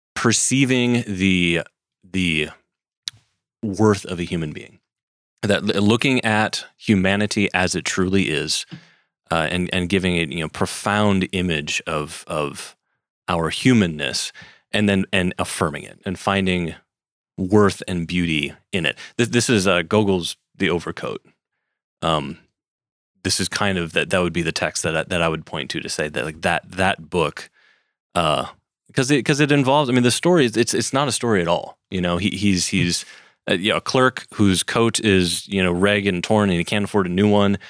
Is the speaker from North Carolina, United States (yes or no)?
no; Wisconsin, United States; I grew up in Wisconsin